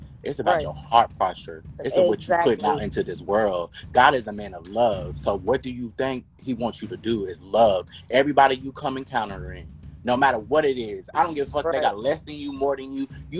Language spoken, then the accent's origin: English; Kentucky, United States; now in Los Angeles, United States